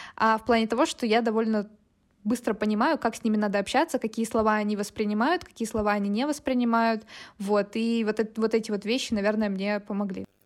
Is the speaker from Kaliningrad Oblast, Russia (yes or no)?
no; Chelyabinsk, Chelyabinsk Oblast, Russia; moved away as an adult; also born or lived in Moscow; now in Tbilisi, Georgia; я из Челябинска, вот, и я работаю в диджитале с 2019 э, года. Вот, а, почти всю жизнь я жила в Челябинске, я переехала два года назад, и сейчас я живу в Тбилиси